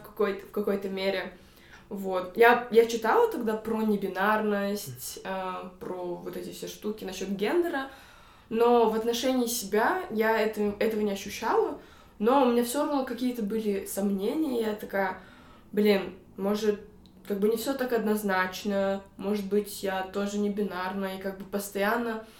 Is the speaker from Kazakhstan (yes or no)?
yes; Almaty, Kazakhstan; родом из Алматы, Казахстана.